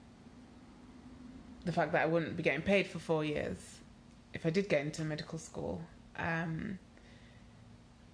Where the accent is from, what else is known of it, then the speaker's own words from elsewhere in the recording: Nigeria; moved away; also born or lived in United Kingdom; I am Nigerian